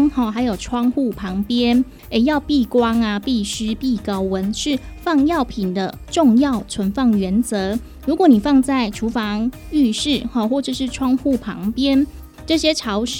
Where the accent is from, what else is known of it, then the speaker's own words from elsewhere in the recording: Taiwan; 我们台湾人很喜欢看病拿药，可是拿的药呢，不一定会全部把它整个疗程吃完。